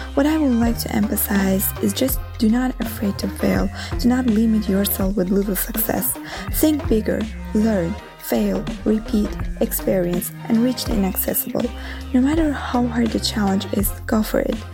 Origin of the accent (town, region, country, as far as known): Azerbaijan; now in Rome, Italy